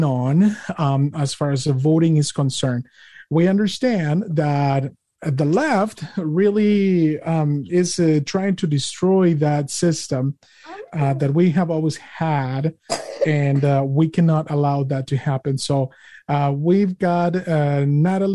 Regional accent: Mexico; now in United States; I'm an immigrant from Mexico, and I came here inspected and admitted

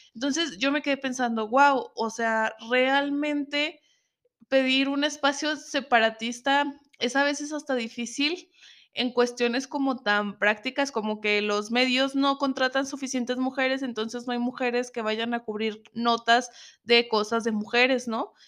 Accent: Zacatecas, Mexico; Estuve un tiempo mm, fuera de Zacatecas, de donde soy.

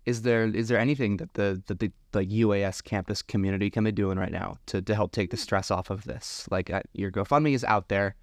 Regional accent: a suburb in New Jersey, United States; also born or lived in Anchorage, Alaska; now in Juneau, United States; I'm from a suburb in New Jersey and came up to Alaska

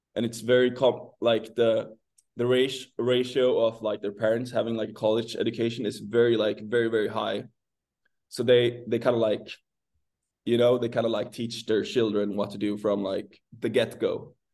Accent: Sweden; moved away as an adult; I'm from Sweden

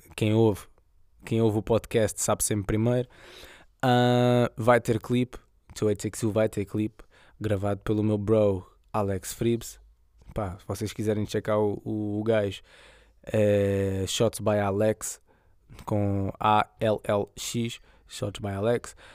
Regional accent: Setúbal, Portugal; a zona de onde eu sou, 2860

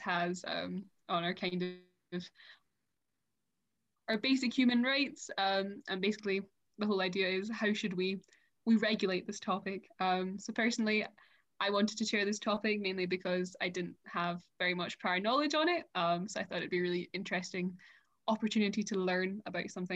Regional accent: Scotland, United Kingdom; moved away as an adult; now in France; I'm 18 and I'm from Scotland, but I'm currently living in France

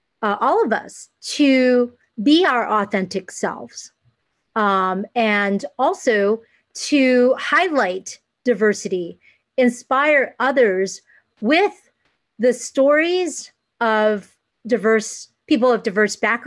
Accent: United States; I am Asian American. I consider mm-hmm. myself really down the middle, half Asian, half American

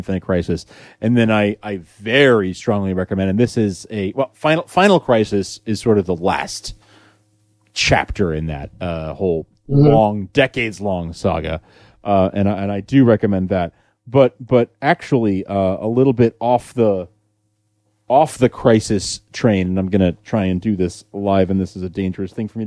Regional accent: New York, United States; I'm a New Yorker

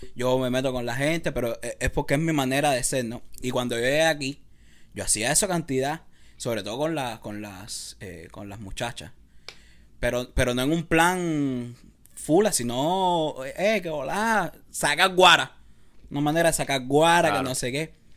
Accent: Cuba; now in Los Angeles, United States; algo de mi cultura, algo de, lo que es cubano

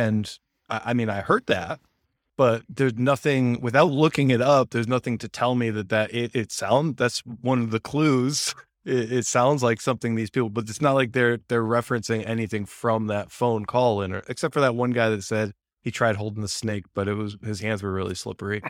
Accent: United States; I'm American

